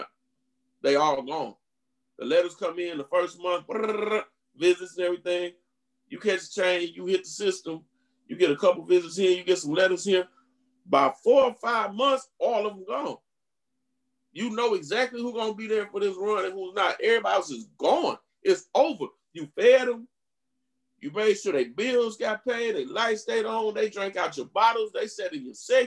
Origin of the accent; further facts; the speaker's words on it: Indiana, United States; moved away; I'm originally from Indiana